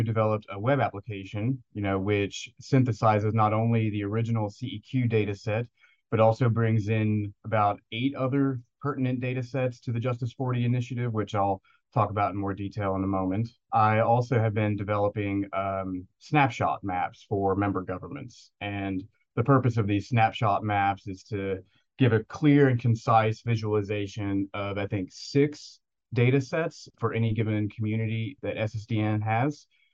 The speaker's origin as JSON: {"language": "English", "region": "Tennessee", "country": "United States", "tie": "born or raised there", "also_born_or_lived": "Knoxville, Tennessee", "said": "I grew up in Tennessee in a very rural area between Nashville and Memphis"}